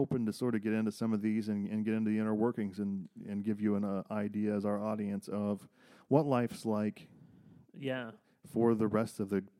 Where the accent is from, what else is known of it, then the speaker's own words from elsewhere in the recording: Circleville, Ohio, United States; my hometown of Circleville, Ohio